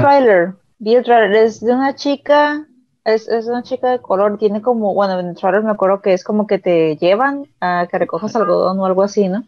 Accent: Mexico

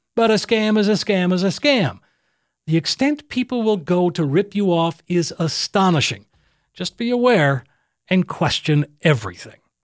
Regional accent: Brainerd, Minnesota, United States; moved away; Brainerd is my hometown. It's where I grew up.

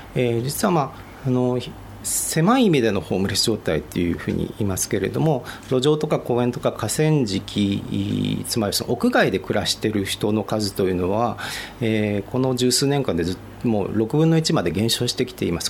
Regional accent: Hiroshima, Japan; もともと私自身こう広島の出身で

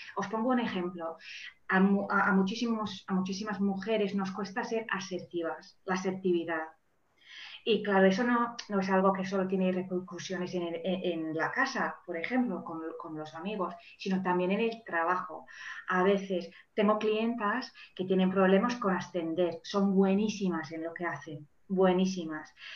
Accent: Manchester, North West England, United Kingdom; first language English; Spanish is a second language; moved away as an adult; also born or lived in Germany; now in Valencia, Spain; soy mm, original de, de, Manchester, de Inglaterra. Ahora vivo en Valencia

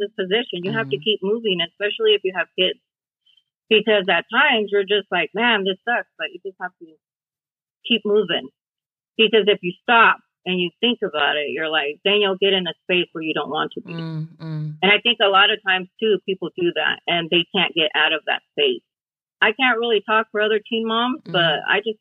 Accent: Pasco, Washington, United States; now in Prosser, United States; I grew up in Pasco, Washington. And I lived there most of my life.

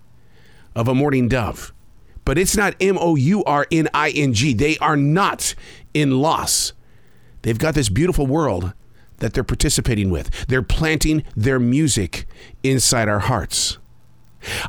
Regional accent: Billings, Montana, United States; I grew up raising pigeons in Billings, Montana

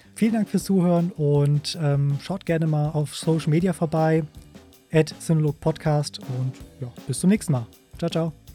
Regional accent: Germany; bei uns in Deutschland

